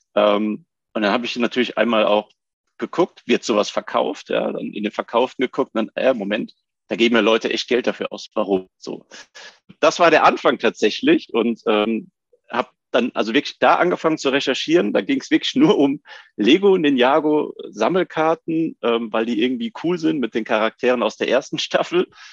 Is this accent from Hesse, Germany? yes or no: yes; Rüsselsheim, Hesse, Germany; also born or lived in Bischofsheim; ursprünglich komme ich aus dem schönen Bischem, wie man sagt, aus Bischofsheim bei Rüsselsheim. Ähm, und aufgewachsen bin ich in Rüsselsheim